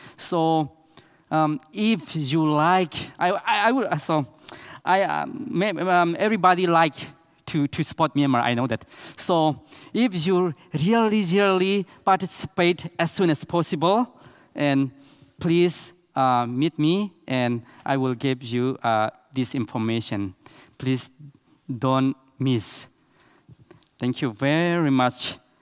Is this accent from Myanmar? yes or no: yes; Chin State, Myanmar; English is a second language; In Myanmar, we have eight big tribe, and I am from Chin State.